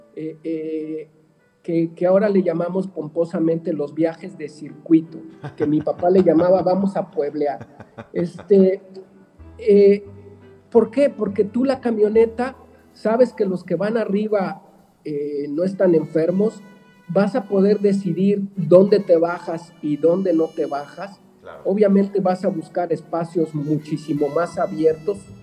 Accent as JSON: {"language": "Spanish", "town": "Guadalajara", "region": "Jalisco", "country": "Mexico", "said": "somos paradójicos los tapatíos"}